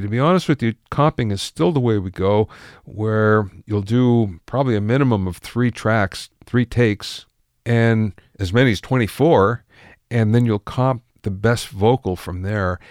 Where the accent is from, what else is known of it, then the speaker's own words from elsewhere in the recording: Pottsville, Pennsylvania, United States; I'm from Pottsville